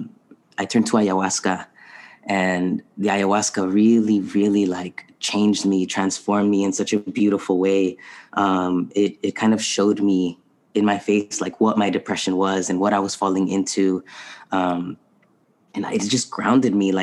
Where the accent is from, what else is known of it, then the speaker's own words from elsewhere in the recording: San Diego, California, United States; also born or lived in Tijuana, Mexico / Boston; I was raised in San Diego